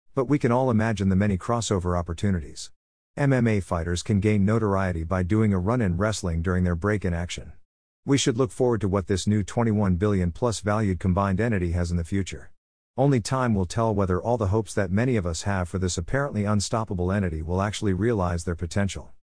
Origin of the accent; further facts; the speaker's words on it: United States